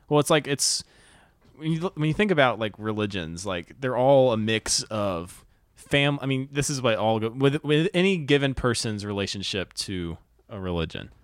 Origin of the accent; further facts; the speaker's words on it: North Carolina, United States; I grew up in North Carolina.